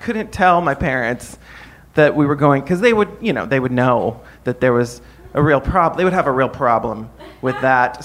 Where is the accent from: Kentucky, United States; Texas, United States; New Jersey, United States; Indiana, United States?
Indiana, United States; South Bend; I grew up in South Bend, Indiana